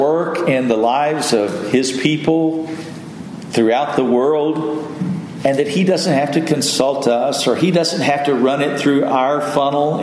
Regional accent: West Texas, United States; I grew up in West Texas, and it was hot, triple digits in the summertime oftentimes.

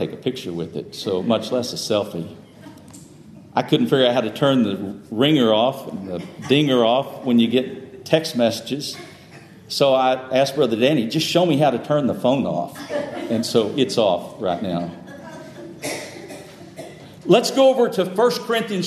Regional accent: Texas, United States; moved away; some folks down south where I grew up in Texas

